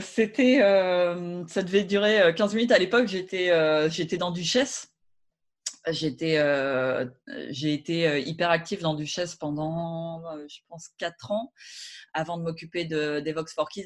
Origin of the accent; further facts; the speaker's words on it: Rouen, Normandy, France; moved away as an adult; also born or lived in Paris; je suis de Rouen